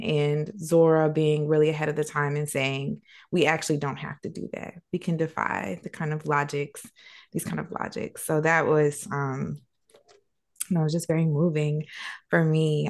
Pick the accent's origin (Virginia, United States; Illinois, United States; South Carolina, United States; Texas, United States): South Carolina, United States; I'm from South Carolina. So it's a black girl from the South